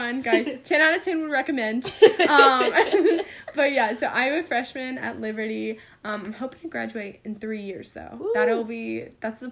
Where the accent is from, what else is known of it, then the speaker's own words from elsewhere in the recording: the South, United States; I'm from the South. Definitely Bible Belt